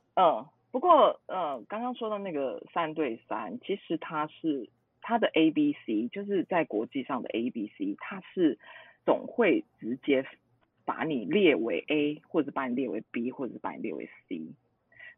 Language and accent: Chinese; Taiwan